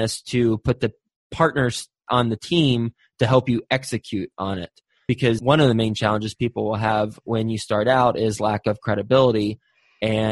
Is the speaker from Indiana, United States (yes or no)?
no; Texas, United States; I'm from Texas